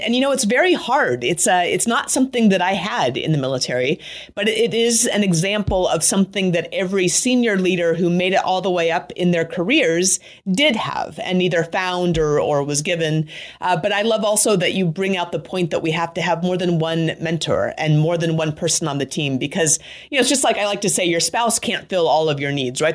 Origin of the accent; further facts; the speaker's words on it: Anchorage, Alaska, United States; moved away as an adult; I grew up in Anchorage, Alaska